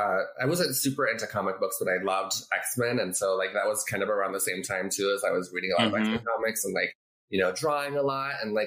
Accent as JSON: {"language": "English", "town": "Orlando", "region": "Florida", "country": "United States", "tie": "born there", "also_born_or_lived": "Colorado / Arizona", "said": "I mean, I was born in Orlando, Florida, and then we moved to Colorado"}